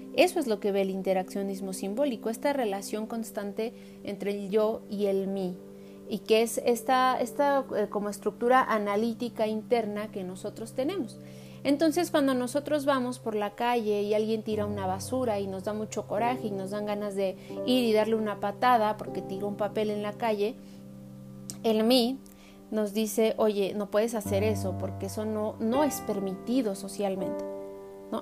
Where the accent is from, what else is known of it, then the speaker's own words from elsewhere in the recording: Mexico; como mexicanos